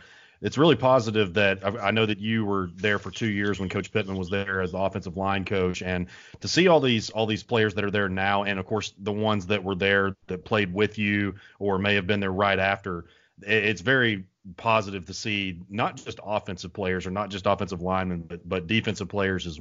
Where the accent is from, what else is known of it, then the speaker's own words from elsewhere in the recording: Sherwood, Arkansas, United States; I was actually in Sherwood. That's my hometown